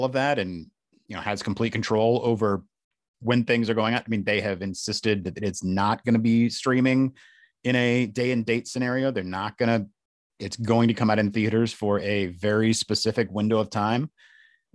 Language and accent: English; Charlotte, North Carolina, United States; I was just born and raised in Charlotte, North Carolina